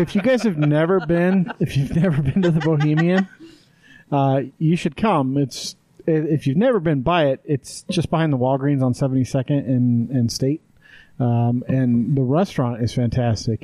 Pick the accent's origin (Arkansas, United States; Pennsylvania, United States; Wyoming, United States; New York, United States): Wyoming, United States; moved away; we grew up in Wyoming